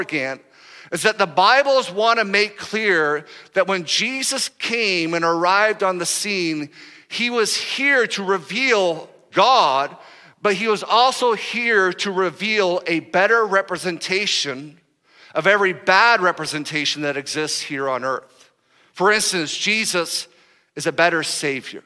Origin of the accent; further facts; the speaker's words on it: United States; we're from America